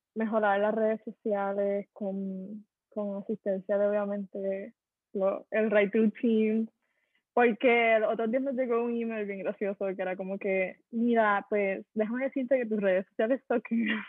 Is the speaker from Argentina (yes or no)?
no; Puerto Rico; somos empresarios boricua